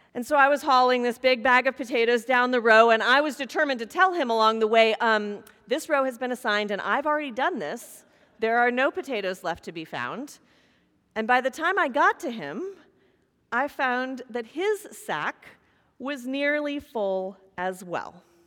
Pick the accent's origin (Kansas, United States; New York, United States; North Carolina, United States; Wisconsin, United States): Kansas, United States; moved away; growing up in Kansas across the street from horses and corn